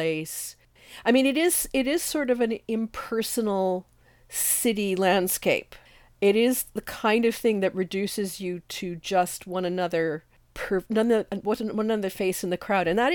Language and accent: English; Canada; as a Canadian